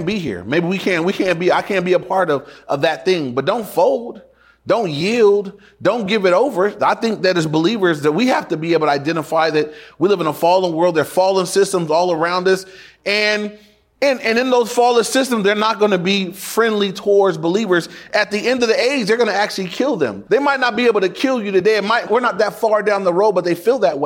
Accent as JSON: {"language": "English", "town": "Inglewood", "region": "California", "country": "United States", "tie": "born or raised there", "said": "When I went to my dad's house for the weekend, that was in Inglewood too, but it was in the red part of Inglewood"}